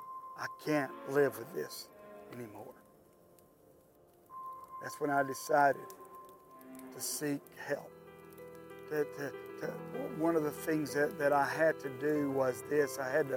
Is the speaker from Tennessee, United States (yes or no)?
yes; Tennessee, United States; also born or lived in California; I moved back home to Tennessee from California. And after about being back here, I met who had become my future wife, Denise.